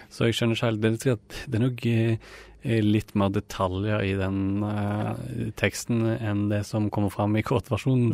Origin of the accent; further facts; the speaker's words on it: Rogaland, Norway; moved away as an adult; now in Oslo, Norway; jeg kom jo fra Rogaland